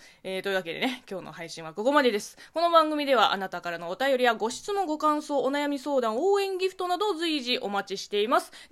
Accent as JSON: {"language": "Japanese", "town": "Linhai", "region": "Zhejiang", "country": "China", "tie": "born or raised there", "also_born_or_lived": "Beijing", "second_language": "Japanese", "moved": "yes", "lives_now": "Japan", "said": "私の地元、浙江省臨海市なんですが"}